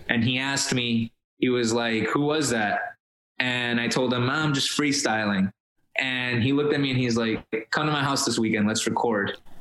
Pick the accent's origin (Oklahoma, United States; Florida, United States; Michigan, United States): Florida, United States; Miami; first language Spanish; English is a second language; moved away as an adult; also born or lived in Colombia; now in Los Angeles, United States; we got to Miami, I was seven years old I didn't speak English. My mom didn't speak English